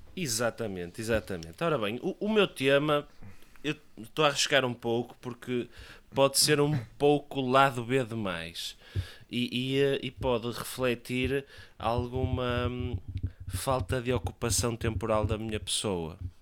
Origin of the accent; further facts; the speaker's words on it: Leça da Palmeira, Porto District, Portugal; a minha, a minha terra